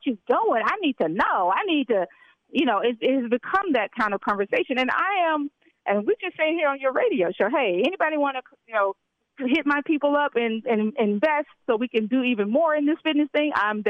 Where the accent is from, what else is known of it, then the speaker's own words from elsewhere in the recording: Memphis, Tennessee, United States; Well, first of all, I am, but I'm also from Memphis, Tennessee.